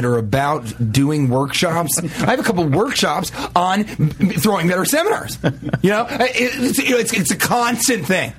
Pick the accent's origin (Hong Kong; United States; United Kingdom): United States; Denver, Colorado; moved away; I'm from Denver.